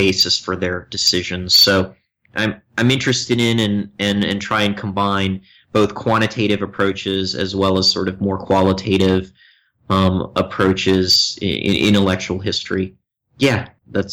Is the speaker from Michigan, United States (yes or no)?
no; Philadelphia, Pennsylvania, United States; moved away as an adult; also born or lived in New York; now in Chapel Hill, United States; I grew up outside of Philadelphia, and so I think of myself as a Philly boy